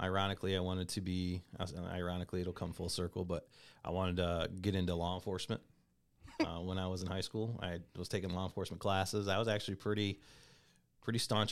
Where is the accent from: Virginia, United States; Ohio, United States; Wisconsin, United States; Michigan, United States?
Michigan, United States; Comstock; also born or lived in Kalamazoo, Michigan; grew up in a town called Comstock High School